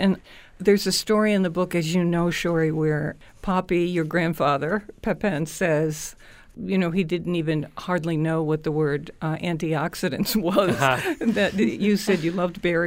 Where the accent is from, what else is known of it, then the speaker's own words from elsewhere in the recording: Scotland, United Kingdom; I'm Scottish